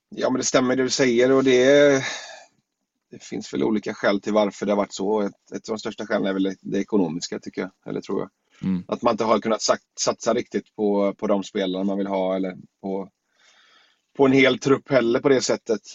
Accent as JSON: {"language": "Swedish", "town": "Gothenburg", "region": "Västra Götaland", "country": "Sweden", "said": "landa hemma i Göteborg igen"}